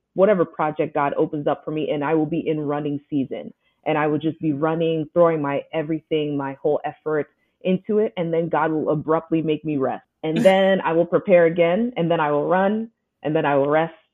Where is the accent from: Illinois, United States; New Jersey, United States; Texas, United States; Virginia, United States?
Texas, United States; Houston; moved away as an adult; also born or lived in upstate New York; I moved from upstate New York back to my hometown, Houston